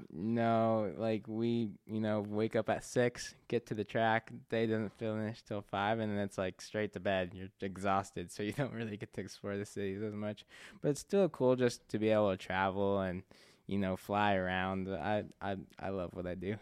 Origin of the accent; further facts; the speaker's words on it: Spokane, Washington, United States; I was born here in Spokane, so, um, you know, I love Spokane